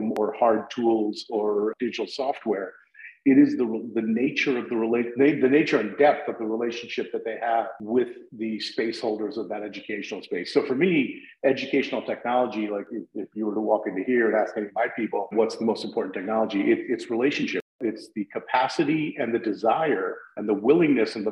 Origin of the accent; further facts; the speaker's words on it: New Haven, Connecticut, United States; I came back to my hometown in New Haven where I landed